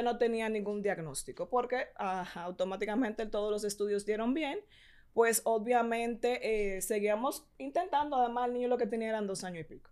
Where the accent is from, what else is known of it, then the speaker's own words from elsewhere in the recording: Puerto Plata, Dominican Republic; yo soy de Puerto Plata